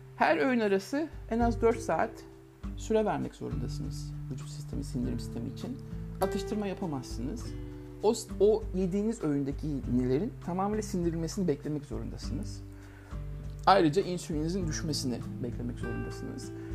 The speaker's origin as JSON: {"language": "Turkish", "region": "Ankara", "country": "Turkey", "tie": "born or raised there", "said": "Ben Ankara'da bir kooperatif evinde büyüdüm."}